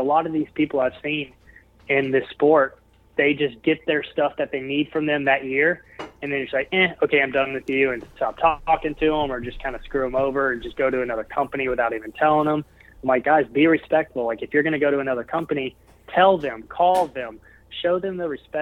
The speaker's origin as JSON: {"language": "English", "town": "Memphis", "region": "Tennessee", "country": "United States", "tie": "born or raised there", "said": "my hometown in Memphis, Tennessee"}